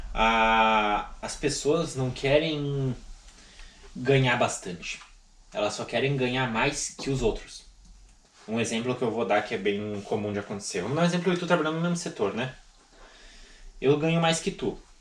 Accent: Rio Grande do Sul, Brazil; eu sou gaúcho.

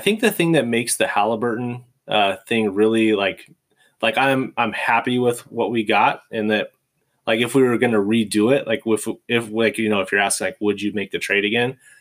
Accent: California, United States; moved away; also born or lived in Michigan; I'm from California

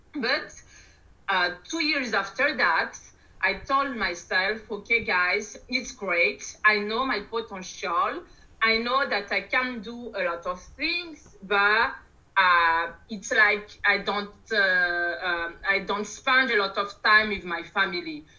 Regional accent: Madagascar; moved away as an adult; now in France; I'm from Madagascar, as I as I said by …, and arrived in France, let's say, for for almost 20 years now

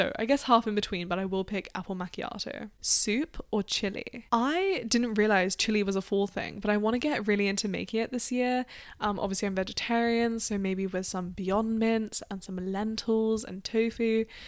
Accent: Australia; now in United Kingdom; Now, I'm from Australia in the UK, so we don't really celebrate Thanksgiving.

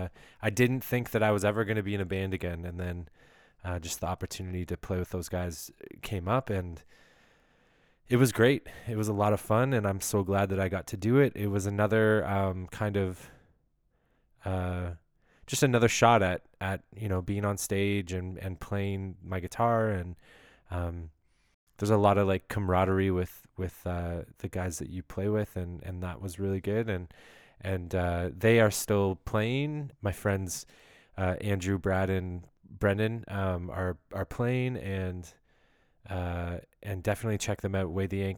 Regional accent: Ontario, Canada; I'm just kind of from Ontario. I've been all around Ontario. I was born in Ottawa, and then just kind of moved towards the GTA slowly as a kid and growing up.

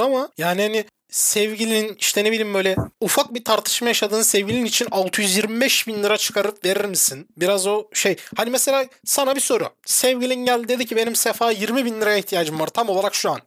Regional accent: Turkey; sen ben Türk'üz

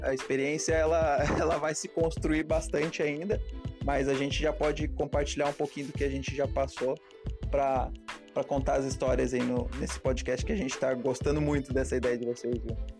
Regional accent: Serra Catarinense, Santa Catarina, Brazil; eu sou da Serra Catarinense

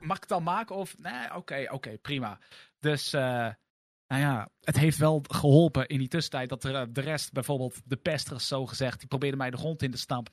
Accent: Lexmond, Utrecht, Netherlands; ik ben weliswaar geboren in Utrecht, maar ik ben opgegroeid in het dorpje Lexmond wat er net onder ligt

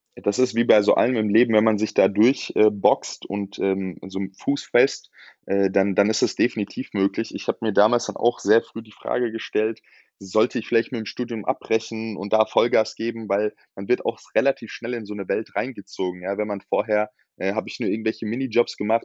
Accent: Darmstadt, Hesse, Germany; moved away as an adult; now in Frankfurt, Germany; ich bin in Darmstadt geboren

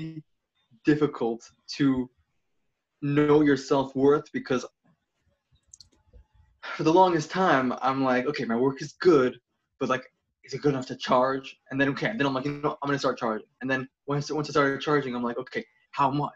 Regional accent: New York City, New York, United States; moved away as an adult; now in Southern California, United States; I was born and raised in Brooklyn, New York, and I moved out to Southern California March 1st.

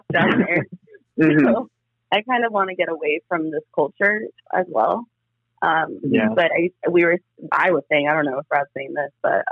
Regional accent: Nayarit, Mexico; now in United States; my hometown in Nayarit

